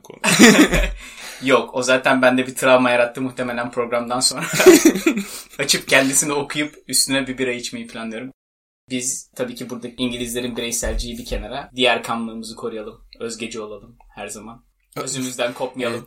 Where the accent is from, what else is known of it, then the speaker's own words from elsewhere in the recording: Istanbul, Turkey; İstanbul'un Güzide semtlerinde büyümüş ılık topolu bir insanım ben.